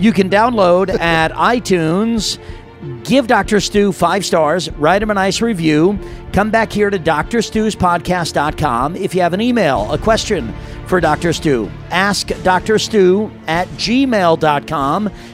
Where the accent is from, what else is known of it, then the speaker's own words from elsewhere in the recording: New York, United States; moved away; back in New York, my hometown